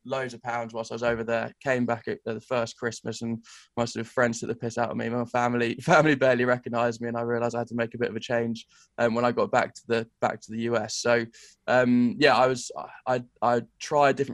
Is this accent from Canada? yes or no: no; England, United Kingdom; moved away as an adult; as an English bloke